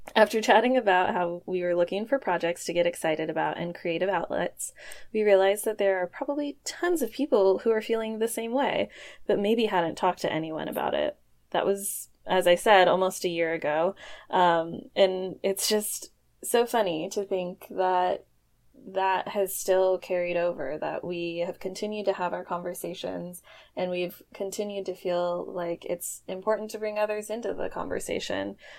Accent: Portland, Oregon, United States; I was born and raised in Portland, Oregon, so I haven't quite left yet.

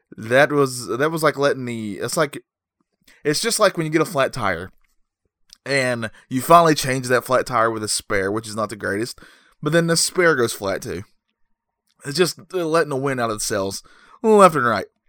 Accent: North Carolina, United States; I'm from North Carolina

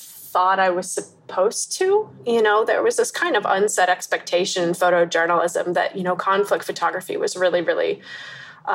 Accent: United States; moved away as an adult; also born or lived in Pennsylvania, United States / Egypt; now in Bangkok, Thailand; I'm an American photographer that's currently based in Bangkok

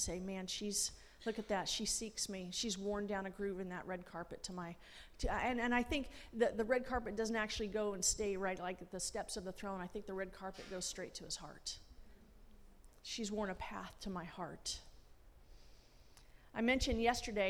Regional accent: Los Angeles, California, United States; moved away; also born or lived in Washington, D.C. / Springfield; Growing up in Los Angeles

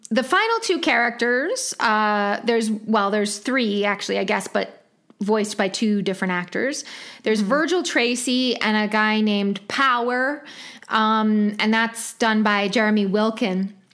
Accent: India; I'm from India and I know how

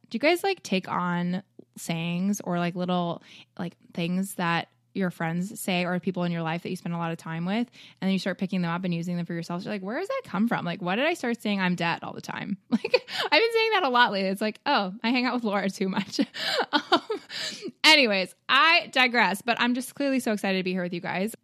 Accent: Toronto, Ontario, Canada; moved away; also born or lived in Chicago; I grew up in Toronto

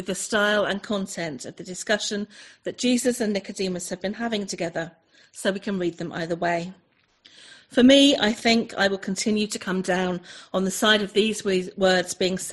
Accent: Chelmsford, East of England, United Kingdom; also born or lived in North Devon coast; now in North Devon, United Kingdom; I'm originally an Essex girl. I was born in Essex, just up the road from where some of you guys are. I was born in Chelmsford

